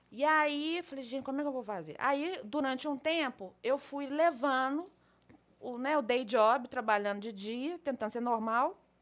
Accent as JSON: {"language": "Portuguese", "town": "Belo Horizonte", "region": "Minas Gerais", "country": "Brazil", "tie": "born or raised there", "said": "Eu sou de Belo Horizonte, da Gema Belo mesmo, Horizonte. nascida e criada em Belo Horizonte."}